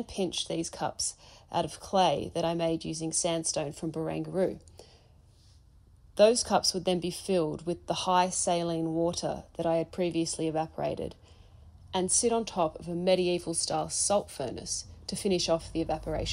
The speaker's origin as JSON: {"language": "English", "country": "Australia", "lives_now": "Sydney, Australia", "said": "I'm an Australian artist based in Sydney"}